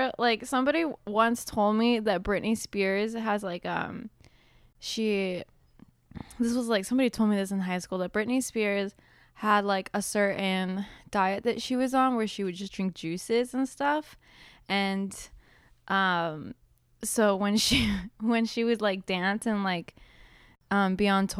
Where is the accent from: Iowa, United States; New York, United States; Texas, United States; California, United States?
California, United States; 'cause I grew up in Southern California, you grew up in Ohio.